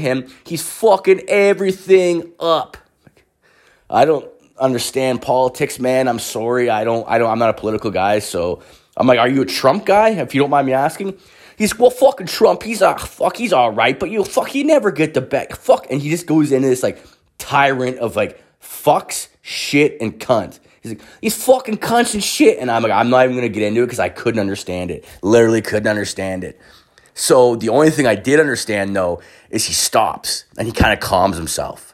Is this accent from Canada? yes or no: yes; Canada; I'm Canadian.